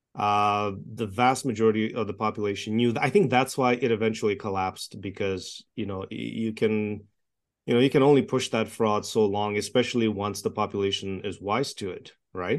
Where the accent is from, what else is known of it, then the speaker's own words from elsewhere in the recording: Toronto, Ontario, Canada; English is a second language; moved away as an adult; also born or lived in Czechoslovakia / Montreal, Canada; now in Edmonton, Canada; I grew up in Toronto. I was born in communist Czechoslovakia, escaped communism when I was young. Uh, we lived in a refugee camp for a year. I learned to speak English there. And grew up in Toronto